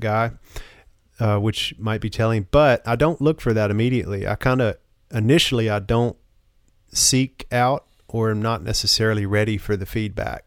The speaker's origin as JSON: {"language": "English", "region": "the South", "country": "United States", "tie": "born or raised there", "said": "a man growing up in the South"}